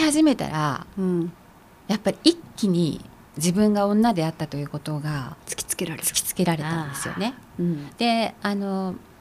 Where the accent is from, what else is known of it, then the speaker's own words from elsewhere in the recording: Takasaki, Gunma, Japan; 私は群馬県の高崎の生まれで。